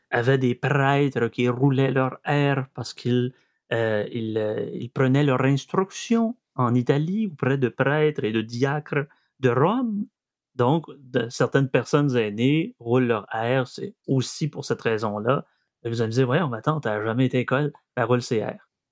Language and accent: French; Saguenay, Quebec, Canada; accent: Saguenéen; mon accent saguenéen revient euh, au galop